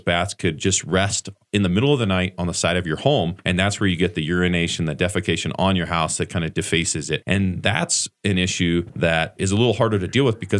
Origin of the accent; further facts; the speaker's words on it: Flagstaff, Arizona, United States; I grew up in Flagstaff and I left after college, after graduating from NAU.